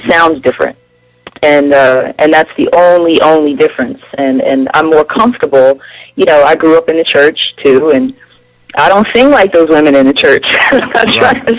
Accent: Trenton, New Jersey, United States; moved away as an adult; also born or lived in Philadelphia, Pennsylvania; now in Atlanta, United States; I grew up in New Jersey

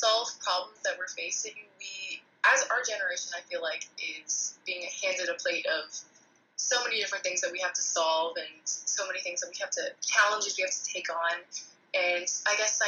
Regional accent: Texas, United States; I've grown up going to rodeos, grown up eating Tex-Mex, grown up, you know, being a Texan.

